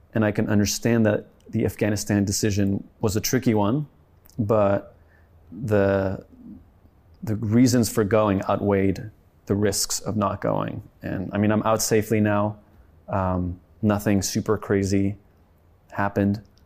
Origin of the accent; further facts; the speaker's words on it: France; also born or lived in Sweden (family); now in United States; my family's Swedish, but I grew up in France